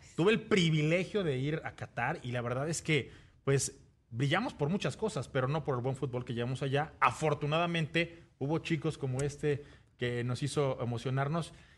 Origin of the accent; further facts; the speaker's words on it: Mexico; como mexicanos